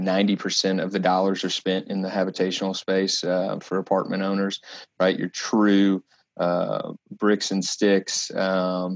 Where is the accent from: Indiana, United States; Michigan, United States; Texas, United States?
Texas, United States; Dallas-Fort Worth area; now in Kansas City, United States; I'm originally from the Dallas-Fort Worth area, but have been with the firm for about 6 years now. Here in our headquarter office in Kansas City